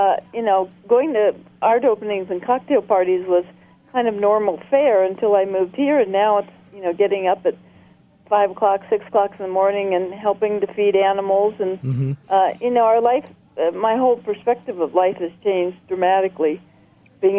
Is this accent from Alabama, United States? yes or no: no; California, United States; now in Marfa, United States; I'm from California originally, so how I ended up in Marfa, Texas